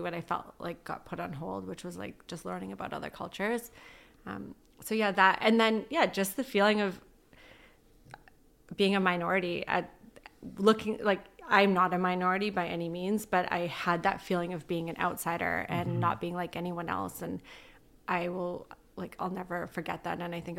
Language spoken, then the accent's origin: English; Ladner, British Columbia, Canada; I grew up in Ladner. It's very small. You know everyone.